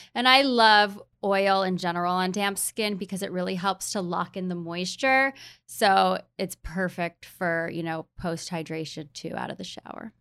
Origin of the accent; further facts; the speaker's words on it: Hawaii, United States; also born or lived in New York; now in San Diego, United States; I grew up in Hawaii